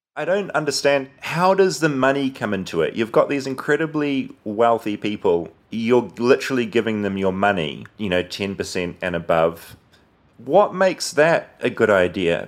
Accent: New Zealand; moved away as an adult; now in United States; I as a New Zealander

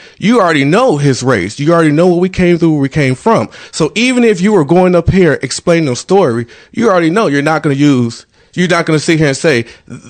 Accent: Chicago, Illinois, United States; I'm from Chicago, Illinois, and I'm from the hood, Chicago, Illinois.

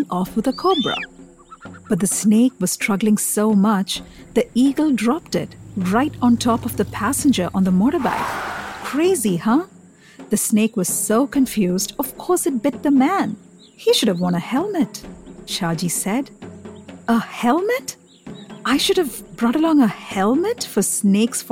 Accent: Kochi, Kerala, India; also born or lived in Delhi; now in New York, United States; I grew up in Kerala, the South Indian state

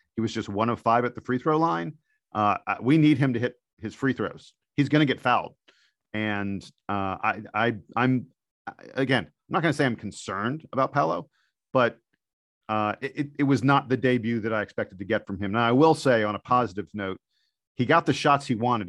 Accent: East Coast, United States; I'm from the East Coast

